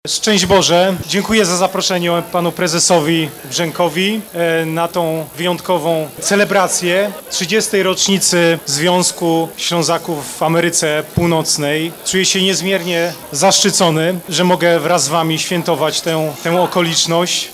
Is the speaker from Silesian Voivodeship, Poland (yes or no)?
yes; Silesian Voivodeship, Poland; also born or lived in Bielsko-Biała; jestem góralem z Żywiecczyzny, mieszkającym w Bielsku Białej